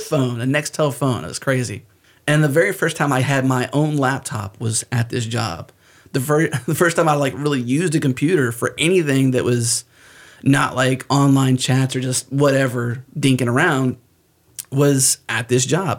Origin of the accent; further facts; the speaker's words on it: United States; accent: American; because of where I'm from and because I have an American accent and I'm not Canadian